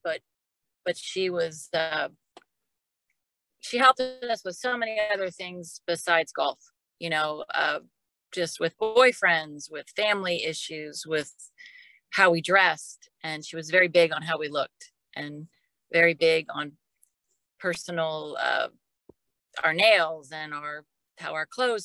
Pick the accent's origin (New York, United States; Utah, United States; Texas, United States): Texas, United States; Dallas; I grew up in Dallas